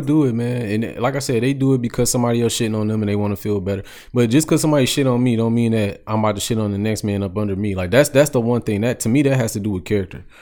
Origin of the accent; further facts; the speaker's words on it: United States; I grew up on the East Side. So, Eastland Mall was, like, my second home